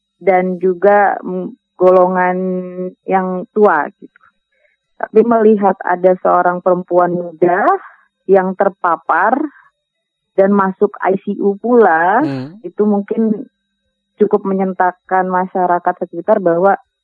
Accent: Minangkabau, West Sumatra, Indonesia; kita orang Minang

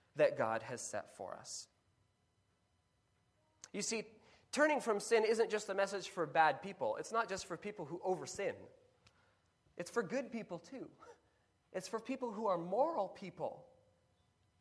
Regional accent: Kenya; Growing up in Kenya

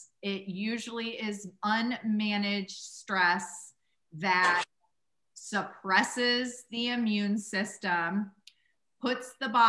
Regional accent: Midwest, United States; yeah, I grew up in the Midwest and we had a grocery or a gas station called Huck's.

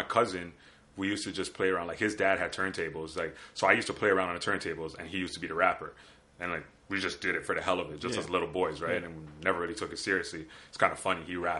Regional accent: Toronto, Ontario, Canada; also born or lived in Newmarket; I was born in Toronto.

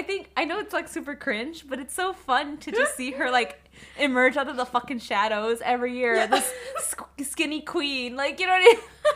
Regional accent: Midwest, United States; I'm from the Midwest. That's because we're from the Midwest.

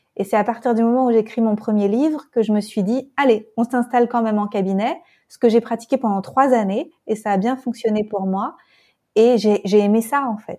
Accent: France; now in Berlin, Germany; je suis française et je me sens appartenir de partout

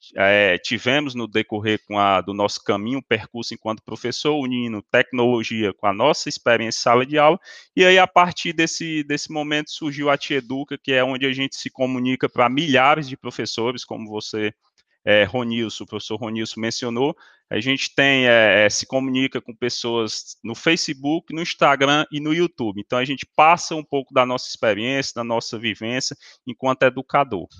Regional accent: Ceará, Brazil; somos da mesma região, do Ceará

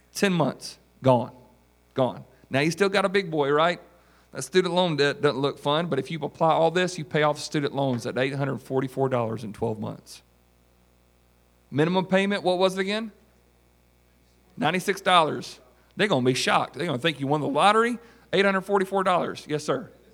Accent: South Carolina, United States; from South Carolina

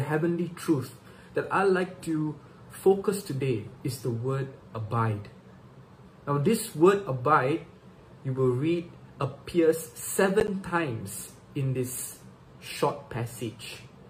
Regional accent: Subang Jaya, Selangor, Malaysia; Once again … from Subang Jaya, Malaysia.

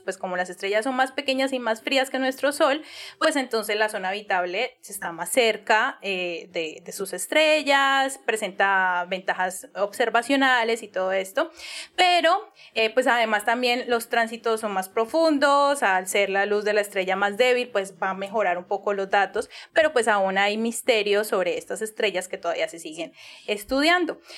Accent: Cali, Valle del Cauca, Colombia; accent: caleño; mi acento súper caleño

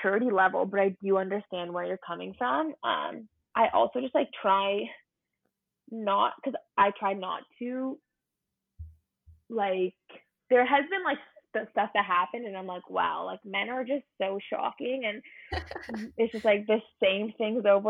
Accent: London, Ontario, Canada; I'm from London, Ontario. I was born and raised there for 21 years

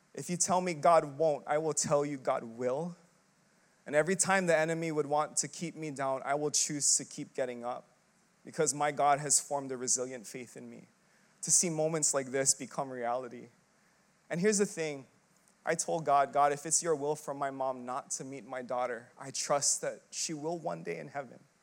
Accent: Philippines; I'm Filipino

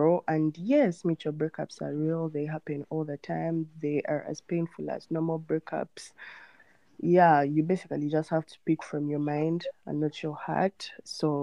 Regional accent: Kampala, Central Region, Uganda; I'm from Kampala, Uganda

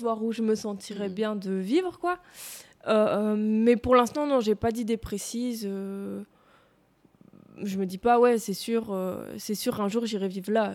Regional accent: Tournai, Wallonia, Belgium; moved away as an adult; now in Louvain-la-Neuve, Belgium; j'ai vécu là et que j'ai connu que ça pendant mon enfance

